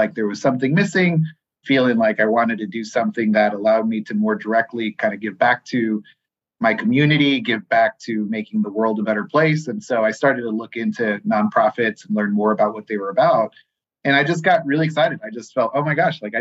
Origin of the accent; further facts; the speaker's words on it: San Diego, California, United States; first language Spanish; English is a second language; moved away as an adult; also born or lived in Tijuana, Mexico / Houston, Texas; now in Louisville, United States; I was born and raised in San Diego, California, which sits right on the border with Mexico.